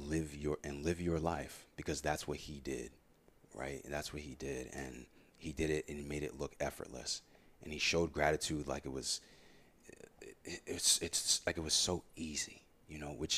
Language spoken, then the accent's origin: English; Warwick, Rhode Island, United States; And him and I grew up together in Warwick and been best friends since like 7th, 8th grade, middle school.